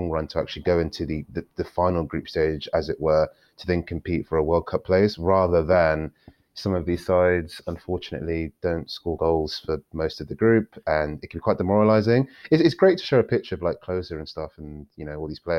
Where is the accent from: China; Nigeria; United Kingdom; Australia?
Nigeria; um, I'm Nigerian as well, and they do in Africa